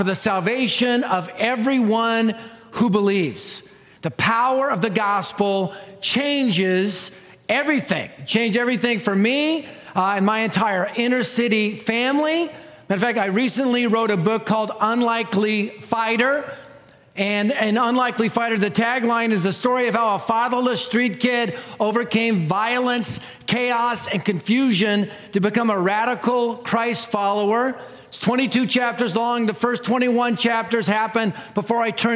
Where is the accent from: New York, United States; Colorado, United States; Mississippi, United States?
Colorado, United States; Denver; I'm from Denver. I live in Denver